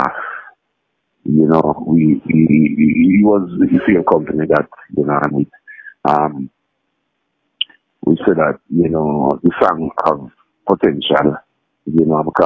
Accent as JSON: {"language": "English", "region": "Saint Andrew", "country": "Jamaica", "tie": "born or raised there", "said": "at my hometown, that's where I was born."}